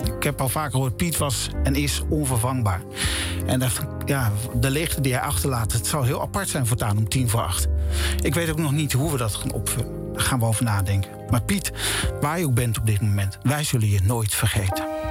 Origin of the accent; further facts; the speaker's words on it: Drenthe, Netherlands; moved away; We gingen allebei terug naar onze geboortegrond. Ik naar Drenthe